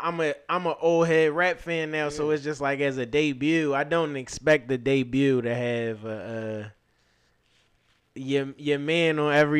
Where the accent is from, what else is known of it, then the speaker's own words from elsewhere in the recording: Philadelphia, Pennsylvania, United States; I'm from Philly